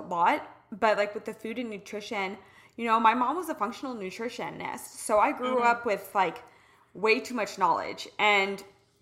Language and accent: English; Midwest, United States; I'm a girl from the Midwest